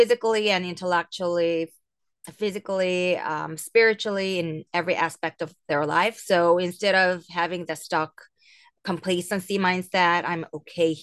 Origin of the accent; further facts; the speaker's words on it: Seoul, South Korea; I'm from Seoul, South Korea